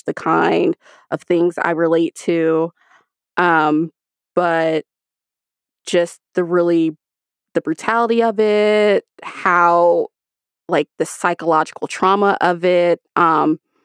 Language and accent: English; United States; grow up Black in a Black family in the United States